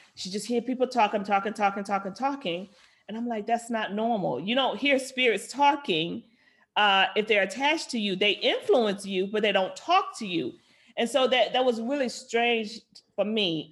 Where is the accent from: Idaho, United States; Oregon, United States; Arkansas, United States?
Arkansas, United States; Little Rock; moved away; I grew up in Little Rock, Arkansas